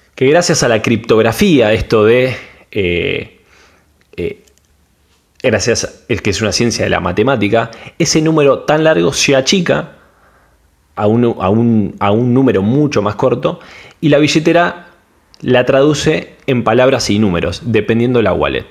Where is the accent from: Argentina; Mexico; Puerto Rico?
Argentina; soy de Argentina